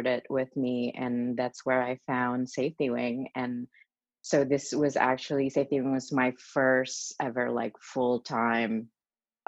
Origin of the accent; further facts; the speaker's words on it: Indonesia; moved away as an adult; also born or lived in Melbourne, Australia; now in New York, United States; I was born and raised in Indonesia, and since I was a little kid, my dream was just to go to New York